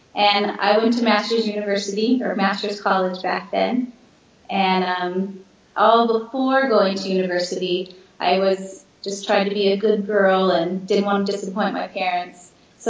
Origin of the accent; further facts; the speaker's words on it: Alaska, United States; moved away; I grew up in Alaska. My parents were missionaries in Alaska, so I grew up as well in a wonderful Christian family